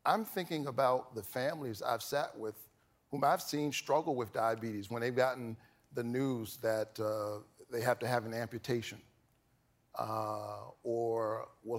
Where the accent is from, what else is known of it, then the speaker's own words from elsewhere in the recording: the South, United States; I grew up in the South